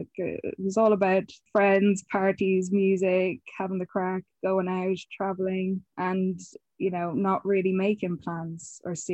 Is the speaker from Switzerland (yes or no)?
no; Connacht, Ireland; I am from County Mayo. Might not sound like it anymore. Um, but yeah, no, I, I grew up in Mayo.